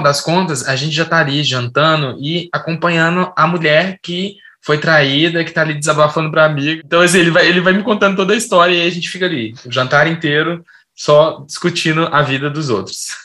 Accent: Brazil; also born or lived in Belo Horizonte; eu nasci em Belo Horizonte, mas eu cresci no interior.

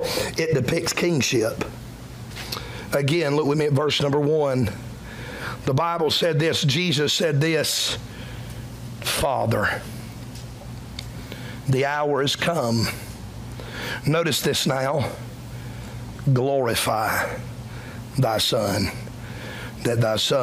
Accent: Cowpens, South Carolina, United States; You're from Cowpens like me, amen. We don't talk like that. We're country boys from the middle of nowhere

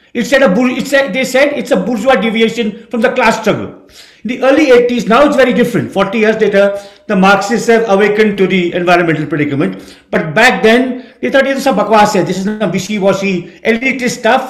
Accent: Dehradun, Uttarakhand, India; moved away as an adult; also born or lived in Delhi / Kolkata; I grew up in Dehradun

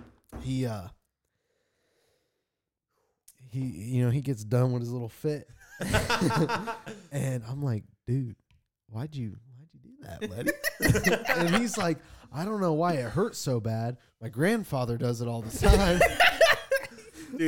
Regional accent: Lawrence, Indiana, United States; I grew up in Lawrence, I went to Oakland Elementary

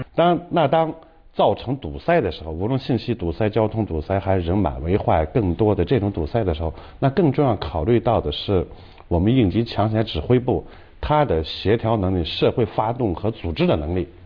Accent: China; 我们中国人

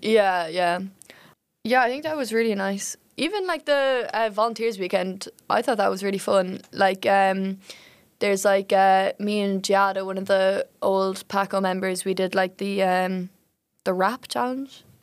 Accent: Ireland; now in Utrecht, Netherlands; I'm from Ireland

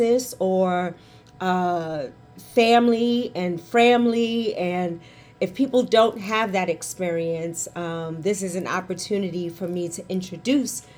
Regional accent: New York City, New York, United States; accent: New York; we born and raised in Harlem

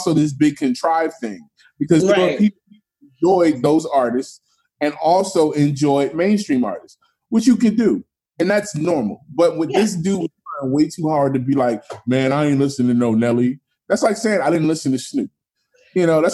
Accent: Philadelphia, Pennsylvania, United States; moved away as an adult; also born or lived in New York; I grew up in Philly

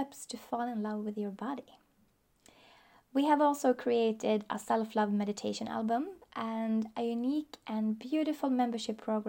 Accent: Sweden; I am from Sweden. I still live there.

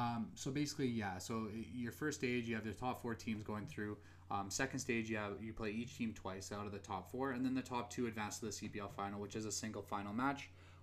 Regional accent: Edmonton, Alberta, Canada; we are from Edmonton.

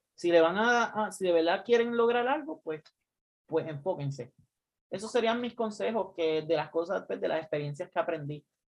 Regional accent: Puerto Rico; now in United States; nosotros salimos de Puerto Rico.

